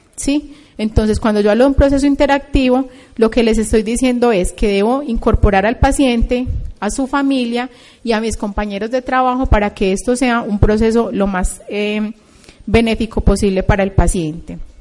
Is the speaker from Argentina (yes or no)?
no; Colombia